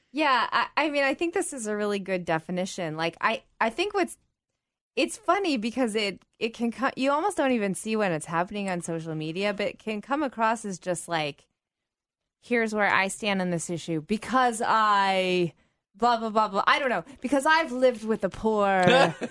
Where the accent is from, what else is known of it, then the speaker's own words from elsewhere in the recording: United States; as an American girl, so I'm not, obviously not British